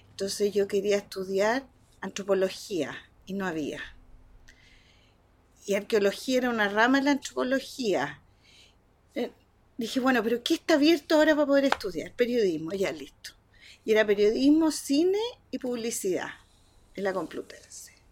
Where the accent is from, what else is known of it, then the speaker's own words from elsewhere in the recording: Spain; moved away as an adult; now in Chile; primero yo soy española, aunque ya estoy chileniza totalmente.